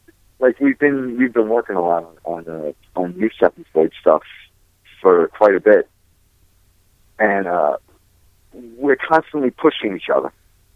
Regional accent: East Coast, United States; we're all from the East Coast

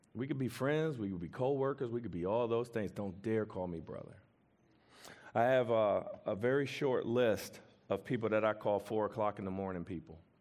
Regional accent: Washington, District of Columbia, United States; I'm from Washington, D C, from the hood

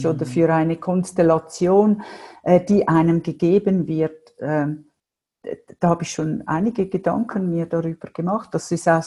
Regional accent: Winterthur, Zurich, Switzerland; ich bin aufgewachsen in Winterthur. Ich komme aus einem Vier-Mädel-Haushalt.

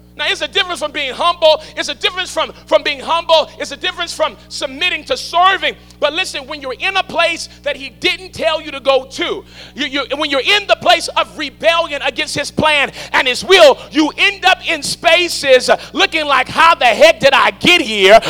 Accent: New Orleans, Louisiana, United States; I come from New Orleans, Louisiana

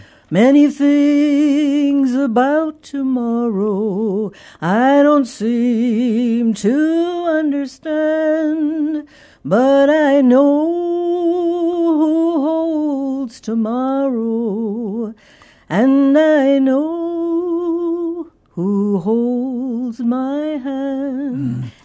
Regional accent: Grand Marais, Minnesota, United States; And up in the tip of Minnesota, the Arrowhead, it's called, Lake Superior. My dad was a commercial fisherman on Lake Superior, lived in a little town called Grand Marais, Minnesota.

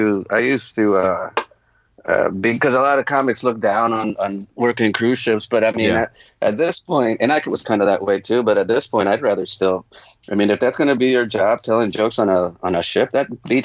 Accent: New Jersey, United States; born there; also born or lived in Charlotte, North Carolina / South America; Well, I was born in Jersey, but I didn't start doing stand-up till I moved to Charlotte, North Carolina. And then in between that, I lived in South America for a long time, too.

